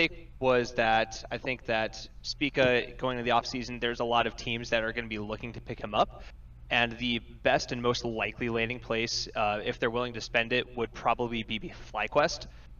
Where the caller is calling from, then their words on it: Sioux Falls, South Dakota, United States; Hello, I'm calling from Sioux Falls, South Dakota.